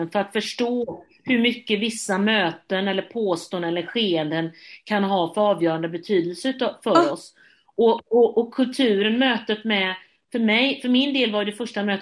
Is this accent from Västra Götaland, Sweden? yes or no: yes; Gothenburg, Västra Götaland, Sweden